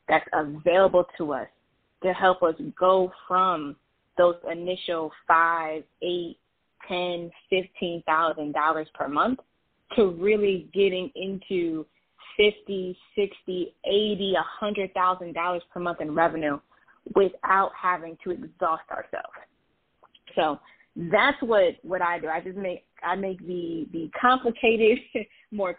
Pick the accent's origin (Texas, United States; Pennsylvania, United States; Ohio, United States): Ohio, United States; Toledo; I am a born and raised in the wonderful Midwest. I'm from Toledo, Ohio, a little bit south of Detroit